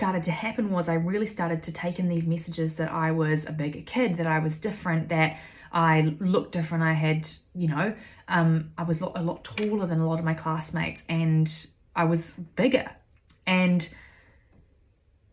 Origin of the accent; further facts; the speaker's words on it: New Zealand; also born or lived in United Kingdom / Australia; I grew up in New Zealand, having moved from the UK at the age of 3